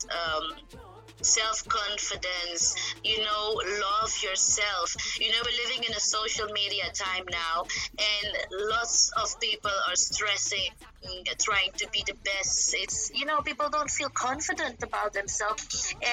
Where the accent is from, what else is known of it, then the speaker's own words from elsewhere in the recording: Suriname; moved away; Suriname. I was born in Suriname